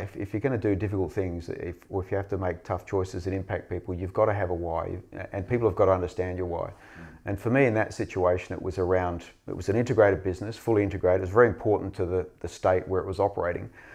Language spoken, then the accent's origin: English; Western Australia, Australia; I grew up in Western Australia, I grew up in the seventies